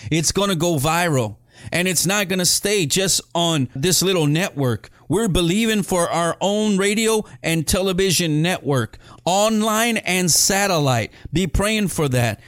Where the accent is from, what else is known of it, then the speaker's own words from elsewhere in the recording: Edinburg, Texas, United States; That's where I'm from. I'm from Edinburgh, Texas